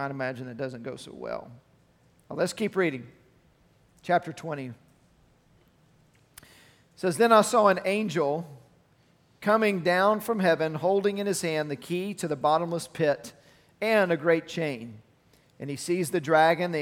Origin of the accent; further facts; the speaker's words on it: Arlington, Texas, United States; I grew up in Arlington, and it's close to University of Texas, UTA, in Arlington